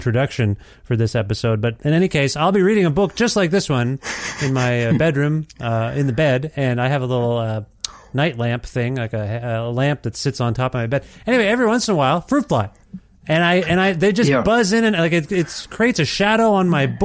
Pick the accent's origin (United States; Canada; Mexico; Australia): Canada; Kitchener-Waterloo, Ontario; now in Edmonton, Canada; I am from Ontario, not too far from Buffalo, in the Kitchener Water